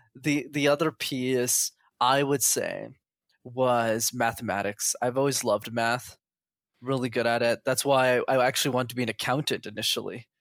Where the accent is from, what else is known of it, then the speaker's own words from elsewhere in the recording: Quebec, Canada; first language English; I was born in Canada